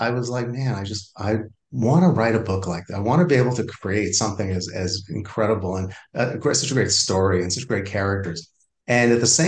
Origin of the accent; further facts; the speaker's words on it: Valley Stream, New York, United States; I grew up on Long Island in a town called Valley Stream on the south shore of Long Island